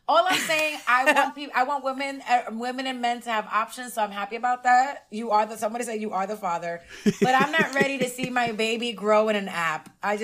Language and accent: English; New York City, New York, United States; also born or lived in Inwood; I actually am born and raised in the Heights, Harlem, the Heights.